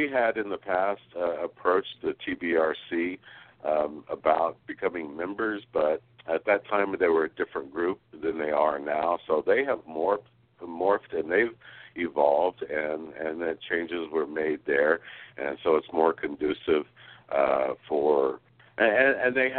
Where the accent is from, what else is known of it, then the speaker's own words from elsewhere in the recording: West Texas, United States; now in Sonora, United States; I grew up in West Texas